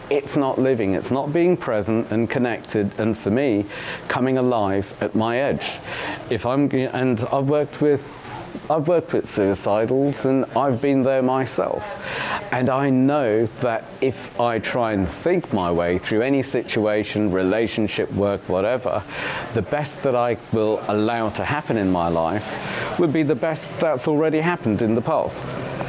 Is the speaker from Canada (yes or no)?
no; Uganda; now in United Kingdom; I'm a refugee from Uganda, and then we were smuggled out. We were on the death list to the UK.